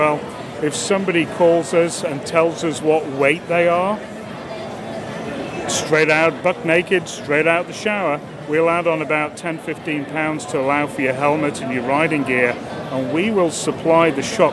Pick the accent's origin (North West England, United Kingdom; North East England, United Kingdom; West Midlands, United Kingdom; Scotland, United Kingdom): North West England, United Kingdom; Liverpool; now in Bedford, United States; I'm originally from Liverpool in the UK.